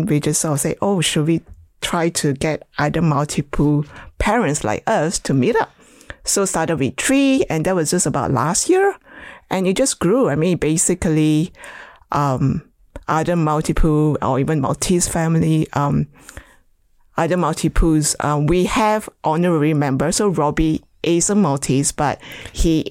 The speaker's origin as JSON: {"language": "English", "country": "Malaysia", "tie": "born or raised there", "moved": "yes", "said": "I was born in Malaysia, grew up basically with loads of dogs"}